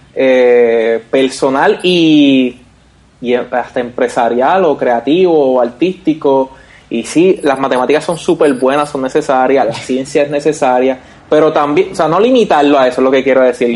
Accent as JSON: {"language": "Spanish", "town": "Vega Baja", "country": "Puerto Rico", "said": "nosotros somos de Vega Baja"}